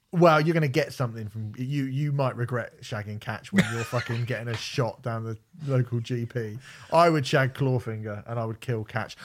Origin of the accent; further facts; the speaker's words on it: Portsmouth, South East England, United Kingdom; I'm from Portsmouth. I'm a Portsmouth supporter